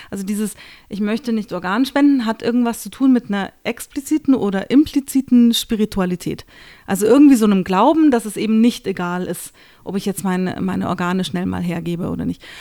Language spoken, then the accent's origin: German; Austria; ich bin Österreicher, wobei die Österreicher sagen werden, was? Die ist doch keine